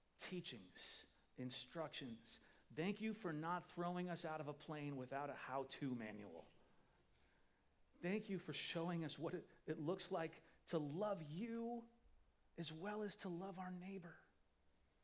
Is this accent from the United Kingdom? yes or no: no; Midwest, United States; I'm from the Midwest